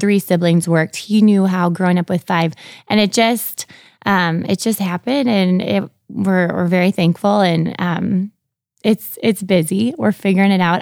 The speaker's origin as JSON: {"language": "English", "town": "Sartell", "region": "Minnesota", "country": "United States", "tie": "born or raised there", "moved": "as an adult", "lives_now": "Brandon, United States", "said": "I grew up in Sartell, Minnesota. So it's central, right outside of Saint Cloud"}